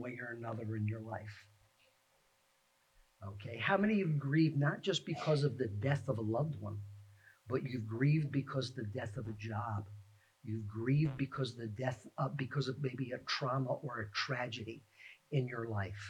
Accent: New York City, New York, United States; also born or lived in Scarsdale, New York; now in Phoenixville, United States; I've lived here in the Phoenixville area for 30 plus years, but I grew up in the Bronx, New York, and then lived in Scarsdale

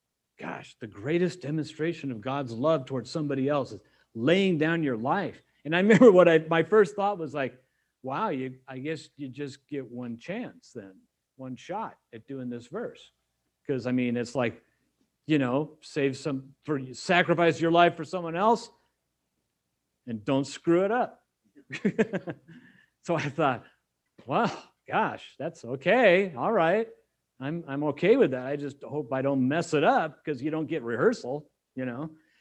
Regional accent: California, United States; I mean, I came from California.

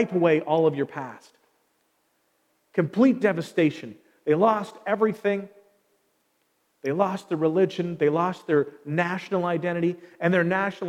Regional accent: Canada; we are no longer citizens of our nation. We just stop being Canadian

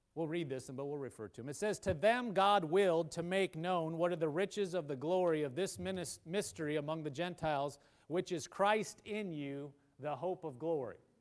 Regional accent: Nebraska, United States; now in Oklahoma, United States; I'm from Nebraska.

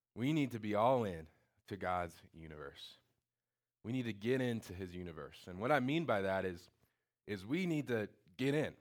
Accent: Indiana, United States; I'm from Indiana

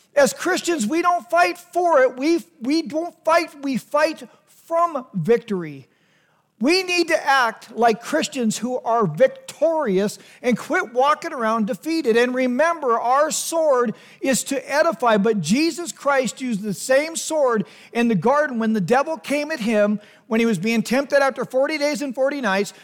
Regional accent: United States; as Americans

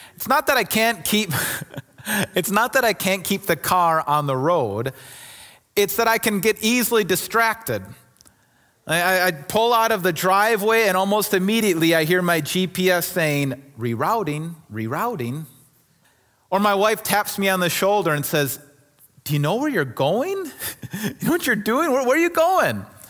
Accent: Kenosha, Wisconsin, United States; moved away as an adult; also born or lived in Milwaukee; I grew up in Kenosha and family Milwaukee area, so I'm, I'm from this area

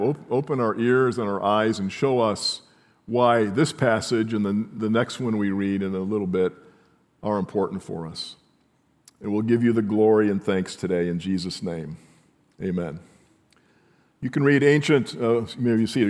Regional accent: near Chicago, Illinois, United States; growing up in Chicago, near Chicago

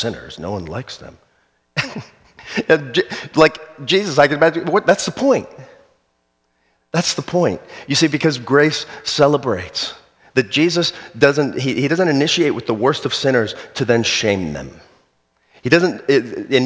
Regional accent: South Florida, United States; When I was a kid, I grew up in South Florida.

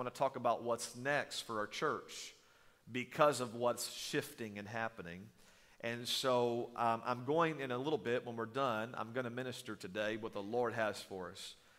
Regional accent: East Texas, United States; I grew up in East Texas. I still don't know where it's at. It's in the middle of nowhere. They say you blink, you'll miss it.

